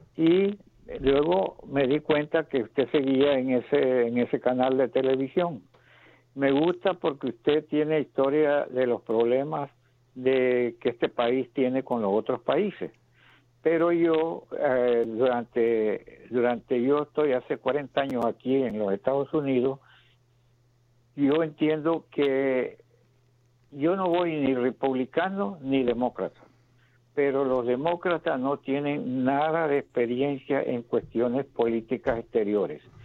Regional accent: Nicaragua; moved away as an adult; now in United States; yo soy nicaragüense

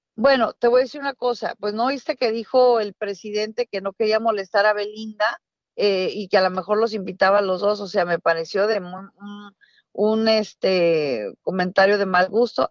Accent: Mexico; moved away; una mexicana que vive fuera de, de, México

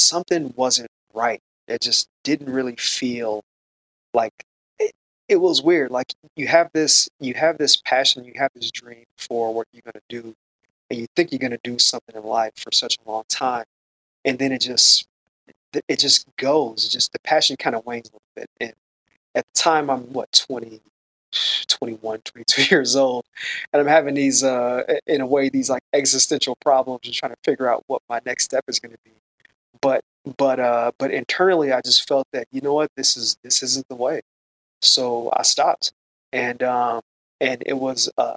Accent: Chicago, Illinois, United States; moved away as an adult; also born or lived in Los Angeles, United States; Originally, I'm from Chicago

